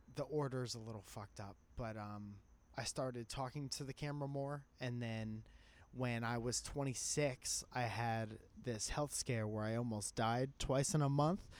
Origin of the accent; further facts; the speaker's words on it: Connecticut, United States; I was a musician from Connecticut